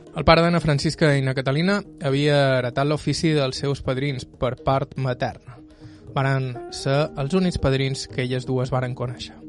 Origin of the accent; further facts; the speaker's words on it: Bunyola, Balearic Islands, Spain; tornem a ser per Bunyola, el meu poble